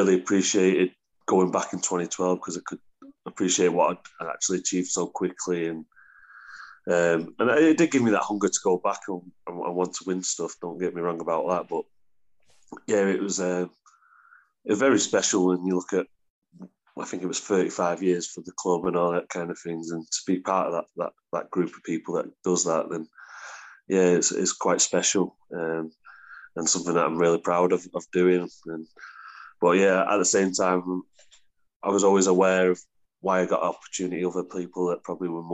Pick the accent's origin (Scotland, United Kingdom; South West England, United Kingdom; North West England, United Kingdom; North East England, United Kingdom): North West England, United Kingdom; Warrington; moved away as an adult; also born or lived in Queensland; Warrington's my hometown club